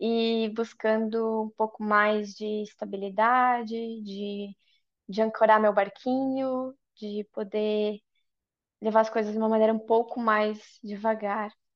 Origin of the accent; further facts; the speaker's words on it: Brazil; moved away as an adult; also born or lived in Ireland; now in Sweden; eu saí do Brasil quando eu tinha 21 anos, sozinha, e me mudei para a Irlanda, onde eu morei por quatro anos